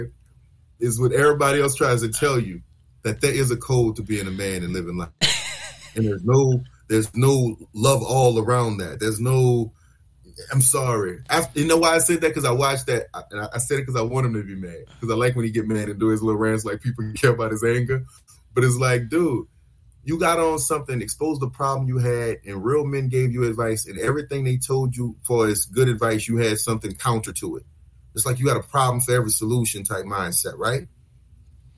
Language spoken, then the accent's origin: English; New Orleans, Louisiana, United States; We're from the South, from New Orleans, we speak fast